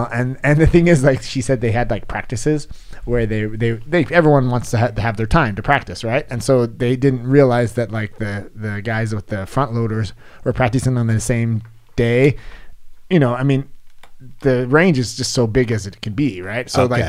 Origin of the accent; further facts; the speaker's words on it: California, United States; I'm the Valley girl, and I don't really understand what you're saying, because I'm from California